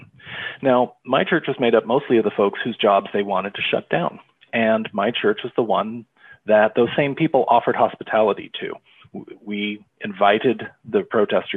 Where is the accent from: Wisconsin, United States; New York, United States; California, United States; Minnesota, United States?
California, United States; East Bay; I grew up Methodist in the United Methodist Church in California in the East Bay